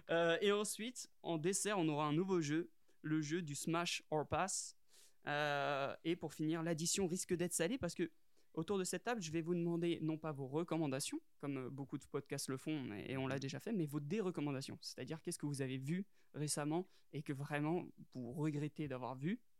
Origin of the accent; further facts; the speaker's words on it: France; Après on est français